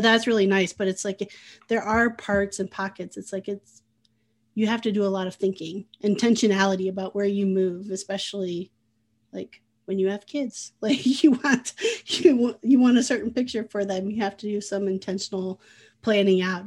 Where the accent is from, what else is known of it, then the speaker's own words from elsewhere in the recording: Midwest, United States; also born or lived in Oceanside, California; now in Iowa, United States; I grew up in the Midwest